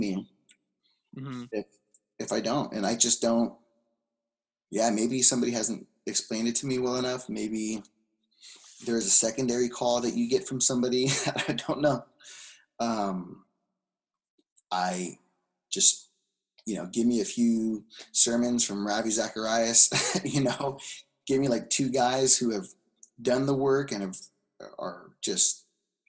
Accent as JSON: {"language": "English", "town": "Carson", "region": "California", "country": "United States", "tie": "born or raised there", "said": "I grew up Los Angeles Unified School District, Carson, born and raised in small town, Carson, refinery town"}